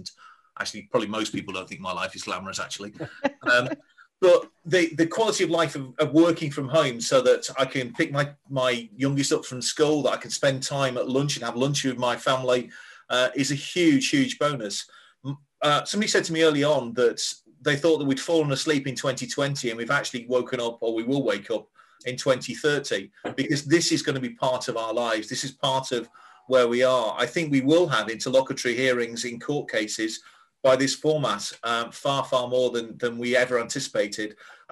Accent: Yorkshire and the Humber, United Kingdom; I'm a Yorkshireman

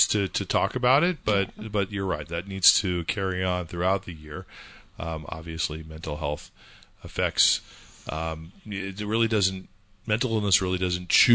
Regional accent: California, United States; moved away; where I grew up in California, it has literally never snowed

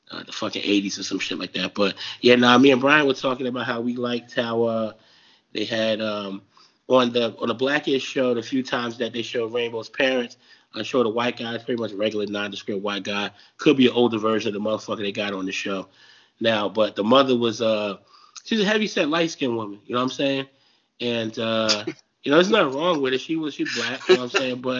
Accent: New Jersey, United States; I'm from Jersey.

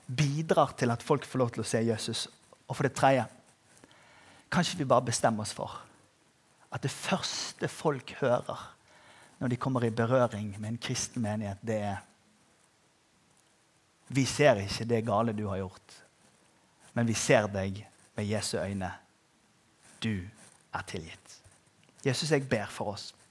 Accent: Agder, Norway; Og så skal vi være tro, trofast mot det at vi er sørlendinger

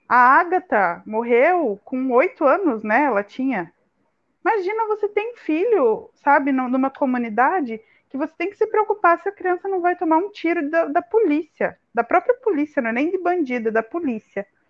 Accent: Curitiba, Paraná, Brazil; moved away; em Curitiba, pelo menos que é de onde eu sou

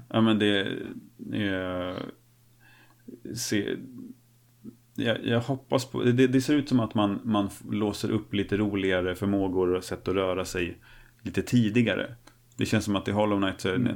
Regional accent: Snavlunda, Örebro County, Sweden; moved away; byn där jag är uppvuxen

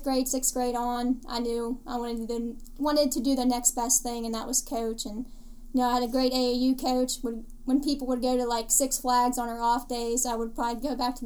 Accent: 30 minutes from Pittsburgh, Pennsylvania, United States; born or raised there

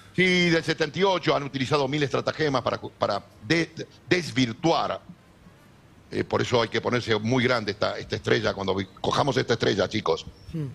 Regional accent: Buenos Aires, Argentina; now in Spain; ahí donde me crié yo, en, en la calle Be-, Virrey del Pino

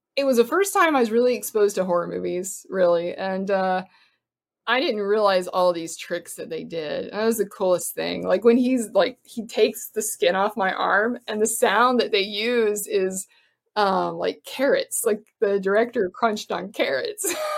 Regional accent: Florida, United States; moved away; also born or lived in Cincinnati; I grew up in Florida

